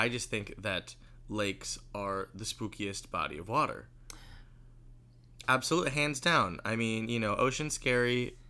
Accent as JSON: {"language": "English", "town": "Sacramento", "region": "California", "country": "United States", "said": "I am famously from Sacramento, California."}